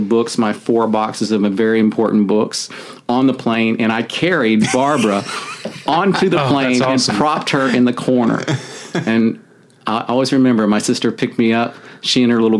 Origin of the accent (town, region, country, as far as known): Atlanta, Georgia, United States; born or raised there; moved away as an adult; also born or lived in Brandon, Florida; now in Los Angeles, United States